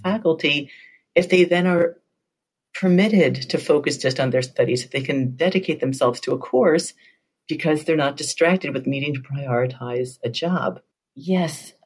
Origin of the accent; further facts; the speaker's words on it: New York, United States; moved away; I'm originally from New York